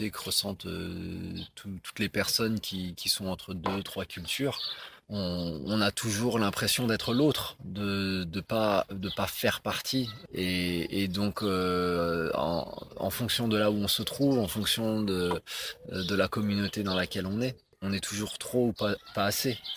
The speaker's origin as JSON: {"language": "French", "country": "France", "said": "mais ben, moi je me sens français, je me sens pas rwandais à ce moment-là. Bien sûr, je suis, bien sûr que je suis rwandais aussi et j'ai pas, j'ai pas à le prouver, mais à ce moment-là, je suis français parce qu'elle me renvoie quelque chose aussi de mon pays qui est la France."}